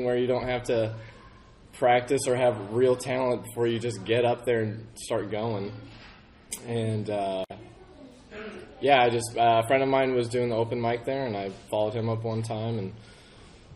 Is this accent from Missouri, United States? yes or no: yes; St. Louis, Missouri, United States; I'm from St. Louis, Missouri.